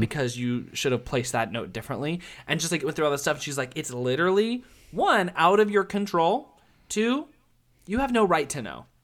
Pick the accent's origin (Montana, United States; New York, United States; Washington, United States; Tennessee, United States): Tennessee, United States; Nashville; now in Orlando, United States; I'm from Nashville